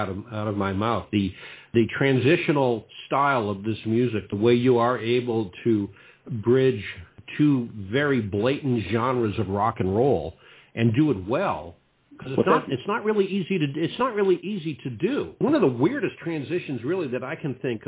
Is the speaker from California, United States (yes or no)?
no; Boston, Massachusetts, United States; now in Naples, United States; I'm originally from the Boston area